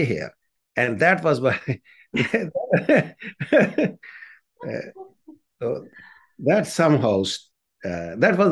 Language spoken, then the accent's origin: English; India; moved away as an adult; now in Canada; I grew up in the slums of India